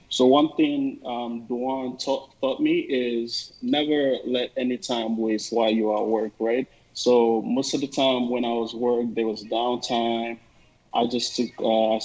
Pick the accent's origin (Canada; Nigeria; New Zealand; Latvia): Nigeria; moved away as an adult; also born or lived in East Coast, United States; now in Seattle, United States; I'm originally from Nigeria, and I'm based out here in Seattle, United States.